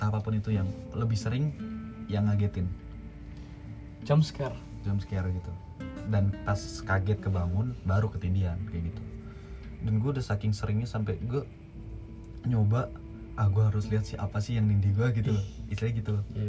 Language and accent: Indonesian; Padang, West Sumatra, Indonesia; moved away; also born or lived in Solo; gue dari kecil dari gue kecil di Padang